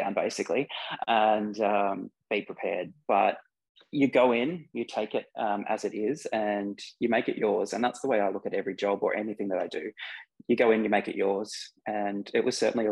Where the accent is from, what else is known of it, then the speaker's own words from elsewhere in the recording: Bathurst, New South Wales, Australia; also born or lived in Penrith; I was born in Penrith, but when my family made that decision to go out to Bathurst